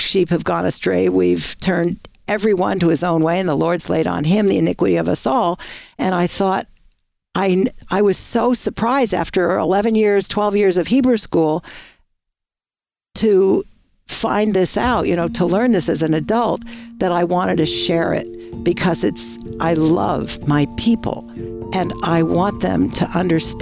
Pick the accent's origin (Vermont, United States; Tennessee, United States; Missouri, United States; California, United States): Vermont, United States; growing up in Vermont, we had a lot of snow at Christmas.